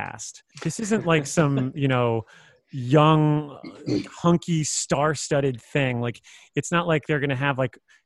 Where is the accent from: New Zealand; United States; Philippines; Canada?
United States; South Florida; I'm from South Florida.